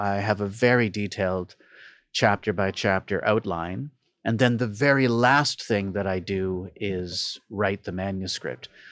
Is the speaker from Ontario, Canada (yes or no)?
yes; Toronto, Ontario, Canada; Born and raised in Toronto